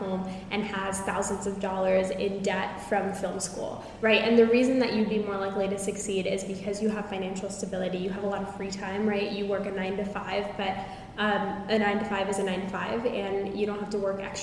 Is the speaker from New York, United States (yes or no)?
no; Houston, Texas, United States; I am from a wealthy family in Houston